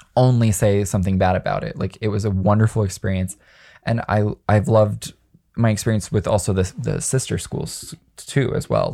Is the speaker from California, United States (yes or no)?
no; Las Vegas, Nevada, United States; I grew up in Las Vegas, at a high school full of horny teenagers